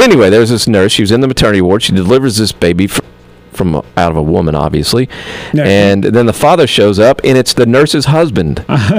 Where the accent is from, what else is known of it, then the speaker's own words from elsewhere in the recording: Kentucky, United States; I'm from Kentucky.